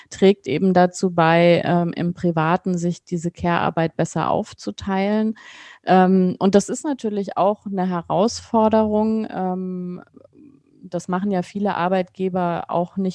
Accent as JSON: {"language": "German", "region": "West Germany", "country": "Germany", "tie": "born or raised there", "said": "also ich bin ja in Westdeutschland aufgewachsen."}